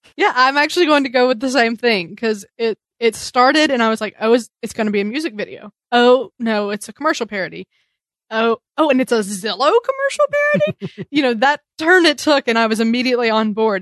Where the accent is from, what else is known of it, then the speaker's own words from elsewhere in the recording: New York City, New York, United States; As New Yorkers